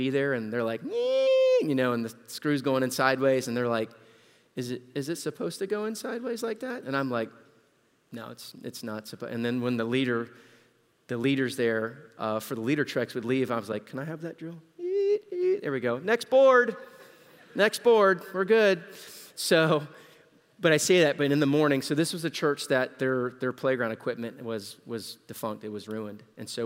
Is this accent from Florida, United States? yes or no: yes; Central Florida, United States; we're from Central Florida, it's hotter.